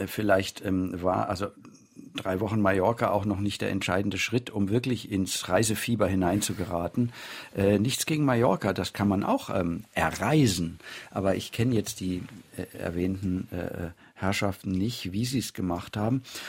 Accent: Germany

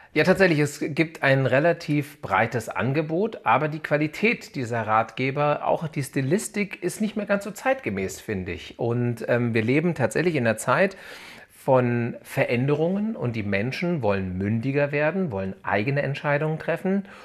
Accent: Hanau, Hesse, Germany; ich bin geboren in der Gebrüder Grimm Hanau, bin hier äh, mehrheitlich aufgewachsen und lebe hier in der Nähe von Frankfurt am Main

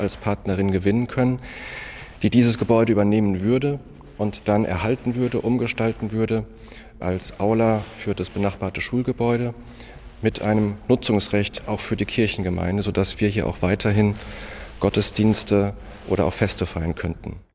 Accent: Saarland, Germany; Ich bin Saarländer. Saarländer und hier geprägt von der Kultur, vom Umfeld

